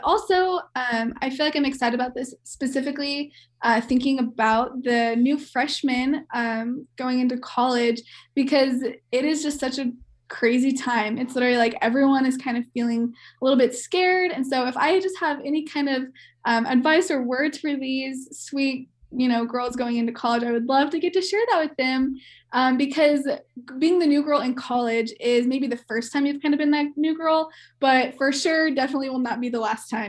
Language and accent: English; Kansas City, United States; moved away as an adult; also born or lived in Oklahoma; now in Colorado, United States; So I'm from Kansas City and went to Oklahoma State. So I was out of state girl.